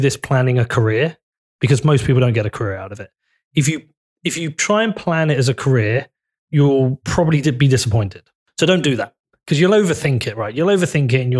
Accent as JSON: {"language": "English", "town": "Bedford", "region": "East of England", "country": "United Kingdom", "said": "my town's really important to me. I'm from Bedford"}